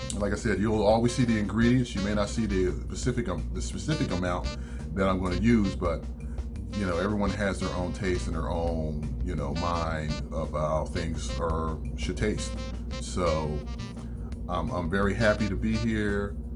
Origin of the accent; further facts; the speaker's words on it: Philadelphia, Pennsylvania, United States; moved away as an adult; now in Atlanta, United States; I was born and raised in Philadelphia, lived there